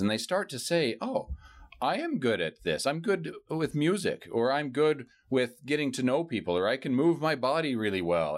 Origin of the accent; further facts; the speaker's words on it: San Francisco Bay Area, California, United States; I grew up in San Francisco Bay Area